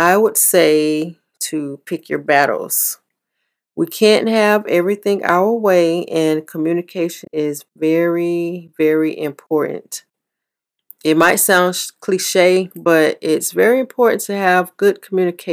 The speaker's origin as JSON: {"language": "English", "region": "the South", "country": "United States", "tie": "born or raised there", "said": "Growing up in the South"}